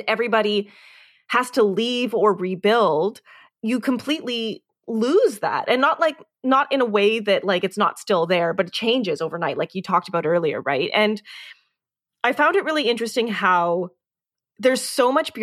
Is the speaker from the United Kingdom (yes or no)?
no; Canada; We're Canadian